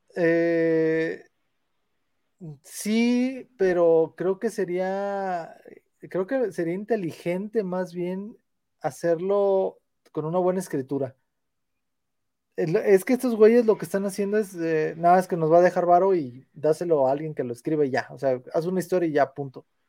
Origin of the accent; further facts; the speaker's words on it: Matehuala, San Luis Potosí, Mexico; Yo soy de Matehuala